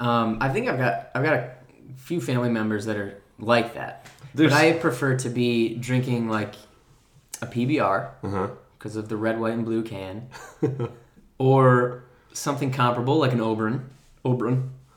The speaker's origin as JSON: {"language": "English", "town": "Elma", "region": "Michigan", "country": "United States", "tie": "born or raised there", "said": "Near Elma, my hometown, me and Mark Sipka's hometown, we have a casino in a town called Mount Pleasant, Soaring Eagle Casino."}